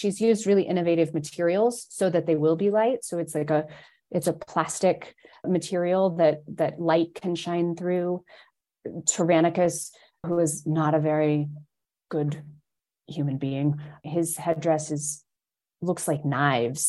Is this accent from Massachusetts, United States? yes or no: no; Indiana, United States; moved away; I'm from Indiana originally